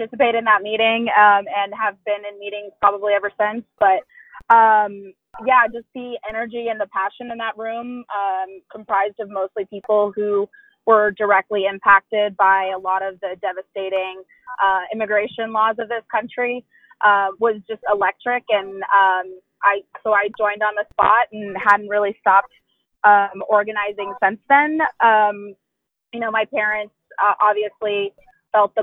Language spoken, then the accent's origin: English; Dallas, Texas, United States; I'm from Dallas, Texas, born and raised